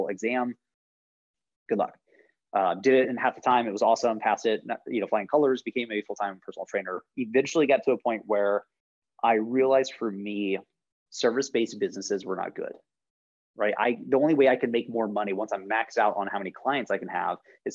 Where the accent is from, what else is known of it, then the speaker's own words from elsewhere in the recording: Jacksonville, Florida, United States; moved away; originally from Jacksonville, Florida, so like Northeast Florida